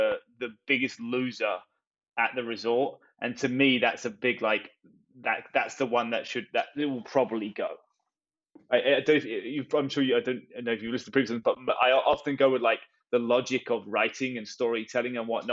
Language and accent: English; England, United Kingdom; as an English person